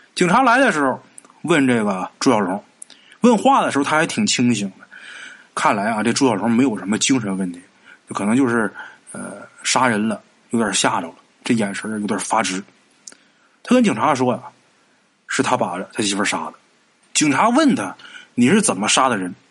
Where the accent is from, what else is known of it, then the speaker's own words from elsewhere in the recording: Northeast China, China; 在咱们东北啊